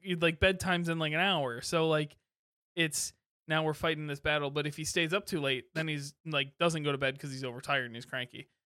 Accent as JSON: {"language": "English", "town": "Kalamazoo", "region": "Michigan", "country": "United States", "tie": "born or raised there", "said": "I grew up in Kalamazoo, home of Bells"}